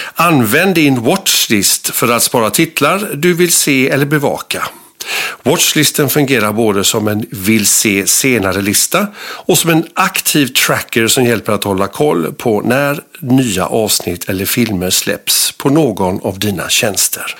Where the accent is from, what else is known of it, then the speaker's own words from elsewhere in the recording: Gothenburg, Västra Götaland, Sweden; som göteborgare